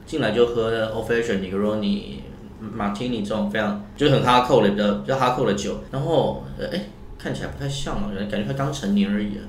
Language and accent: Chinese; Taoyuan, Taiwan; 我家在桃园嘛